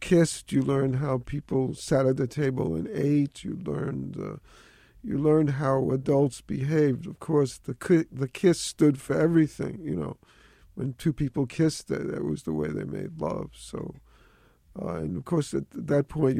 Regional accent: New York City, New York, United States; That was the elite area of the Bronx when I grew up

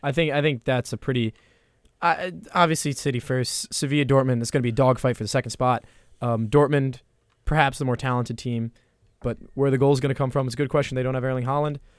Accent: New Jersey, United States; I'm a Re-, Red Bulls fan 'cause I'm from Jersey

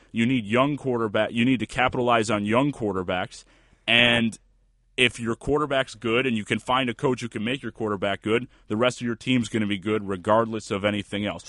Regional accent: Buffalo, New York, United States; my hometown Buffalo Bills

